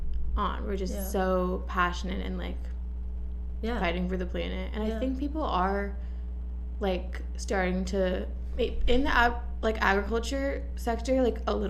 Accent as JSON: {"language": "English", "region": "Washington", "country": "United States", "moved": "as an adult", "lives_now": "Los Angeles, United States", "said": "I'm from Washington State, where it's like very green"}